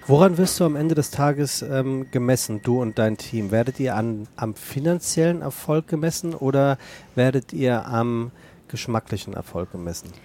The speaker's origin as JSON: {"language": "German", "area": "Rheinhessen", "region": "Rhineland-Palatinate", "country": "Germany", "moved": "as an adult", "lives_now": "Hamburg, Germany", "said": "meine Heimat"}